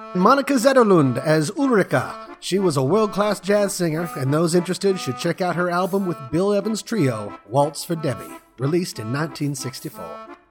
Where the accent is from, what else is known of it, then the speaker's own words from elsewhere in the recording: Molde, Møre og Romsdal, Norway; now in Sweden; the only movie ever filmed in my hometown of Mold.